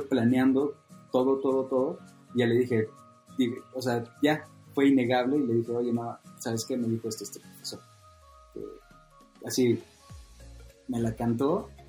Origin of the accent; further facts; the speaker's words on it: Sinaloa, Mexico; yo que vengo de Sinaloa y es una cultura de forjar